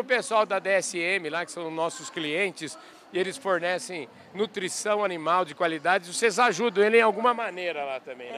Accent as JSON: {"language": "Portuguese", "region": "Bogotá", "country": "Colombia", "tie": "born or raised there", "second_language": "Portuguese", "moved": "as an adult", "lives_now": "Brazil", "said": "Bogotá, Colômbia."}